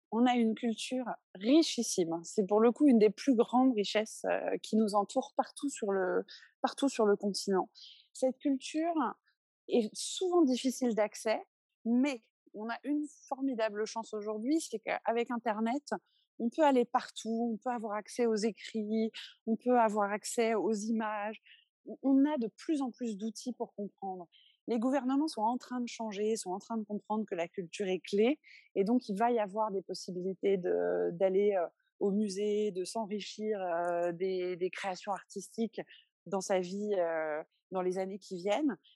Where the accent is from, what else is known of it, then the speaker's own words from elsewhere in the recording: Benin; Au Bénin, on fait ce qu'on veut de notre patrimoine